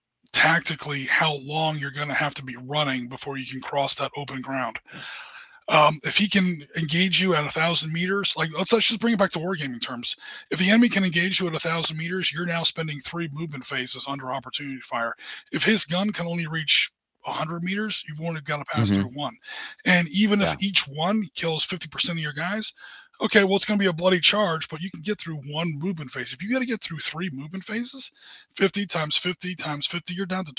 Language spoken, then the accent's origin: English; United States; I'm an American